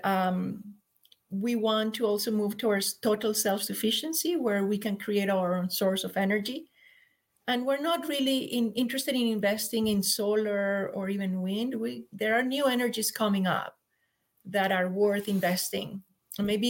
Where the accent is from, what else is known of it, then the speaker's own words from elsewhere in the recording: Colombia; moved away as an adult; also born or lived in San Jose, United States; now in Mount Shasta, United States; we're from Colombia